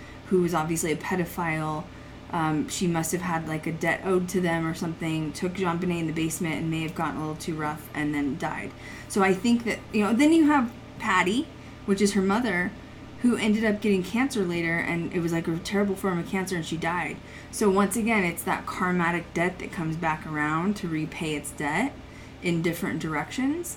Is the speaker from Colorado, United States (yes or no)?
yes; Colorado, United States; I grew up in Colorado